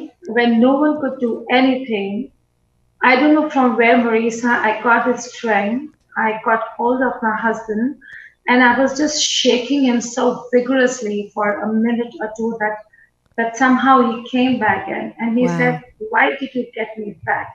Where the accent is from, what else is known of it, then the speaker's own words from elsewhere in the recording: New Delhi, Delhi, India; I was born in Delhi, New Delhi